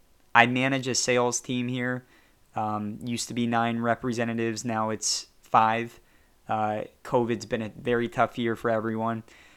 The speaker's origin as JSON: {"language": "English", "region": "California", "country": "United States", "said": "I say y'all, I'm actually from Southern California."}